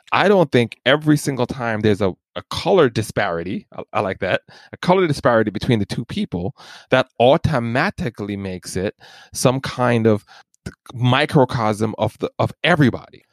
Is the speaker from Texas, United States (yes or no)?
no; New York City, New York, United States; born or raised there; also born or lived in Jamaica